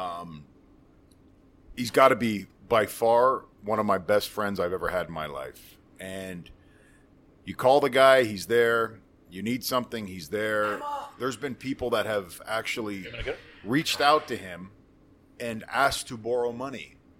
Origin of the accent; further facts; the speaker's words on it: Canada; moved away as an adult; I'm Canadian